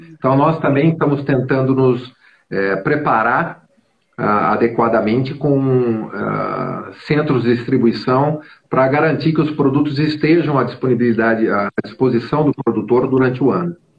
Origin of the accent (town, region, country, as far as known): Brazil